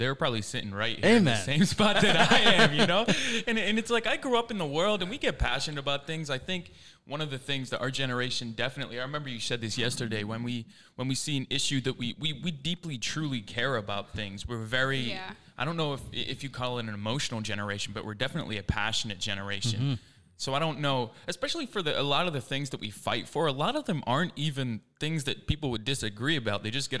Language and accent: English; England, United Kingdom; born there; I was born in England.